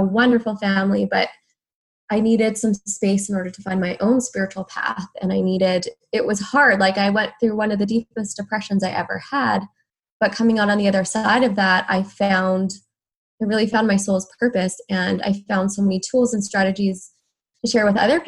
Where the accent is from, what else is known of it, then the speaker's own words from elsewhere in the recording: Alberta, Canada; moved away as an adult; also born or lived in Vancouver area, British Columbia; now in Vancouver, Canada; I'm from Alberta